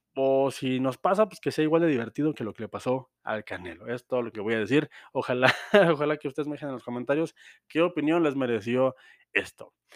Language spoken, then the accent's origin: Spanish; Mexico; todos estamos de acuerdo como mexicanos